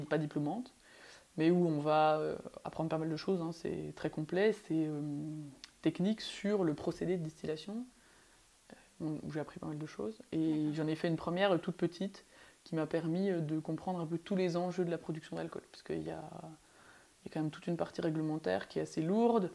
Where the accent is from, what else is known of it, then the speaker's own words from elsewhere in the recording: Belfort, Bourgogne-Franche-Comté, France; moved away; j'ai grandi à Belfort